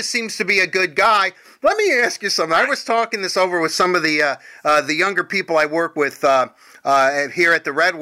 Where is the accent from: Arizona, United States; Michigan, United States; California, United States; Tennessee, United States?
Michigan, United States; Detroit; growing up in Detroit, Channel 9 here in Windsor, I watched Canadian television my whole life.